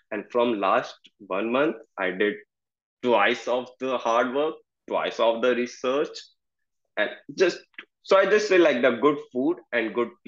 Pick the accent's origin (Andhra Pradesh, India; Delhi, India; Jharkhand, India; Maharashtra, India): Delhi, India; moved away as an adult; in India I belong to the Delhi which is the capital city of India